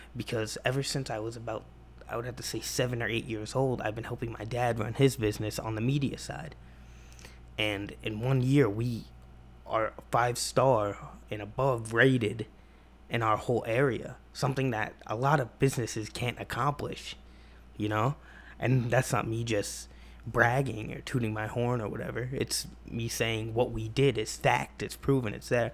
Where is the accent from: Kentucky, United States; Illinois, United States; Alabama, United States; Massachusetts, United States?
Massachusetts, United States; I'm from Massachusetts